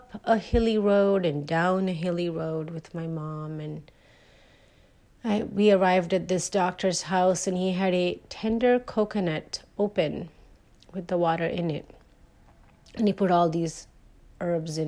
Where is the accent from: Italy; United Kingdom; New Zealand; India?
India; I grew up in India, and when you grow up in India, Ayurveda becomes part of your life from the moment you're born.